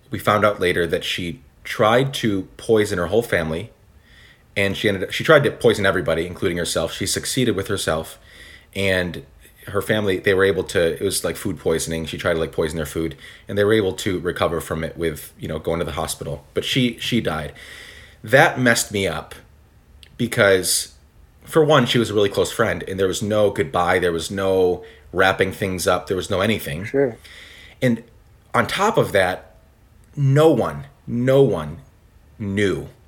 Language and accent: English; Guatemala; I grew up in Guatemala. My parents were missionaries there, and I had a friend.